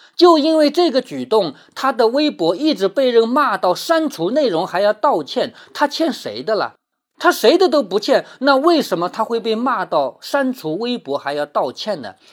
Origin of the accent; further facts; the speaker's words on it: Changzhou, Jiangsu, China; 在我们常州